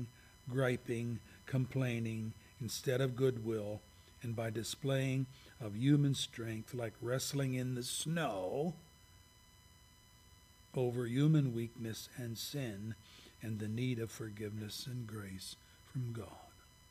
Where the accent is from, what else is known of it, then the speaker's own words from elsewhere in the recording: Pennsylvania, United States; I'm from Pennsylvania